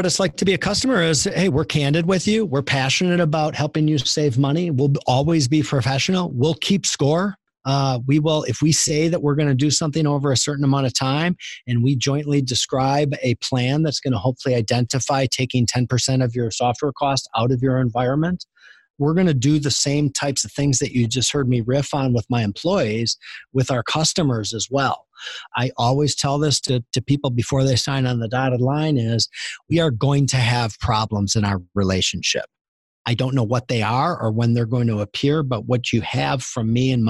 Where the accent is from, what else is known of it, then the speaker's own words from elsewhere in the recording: Green Bay, Wisconsin, United States; I grew up I grew up in Green Bay, Wisconsin, first of all, which is a tiny little town with a professional sports franchise.